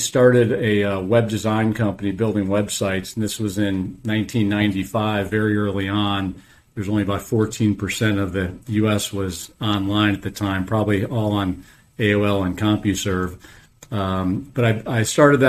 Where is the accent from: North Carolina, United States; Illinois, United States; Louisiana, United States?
Illinois, United States; Chicago; moved away as an adult; also born or lived in Wisconsin; now in Atlanta, United States; I was born and raised in Chicago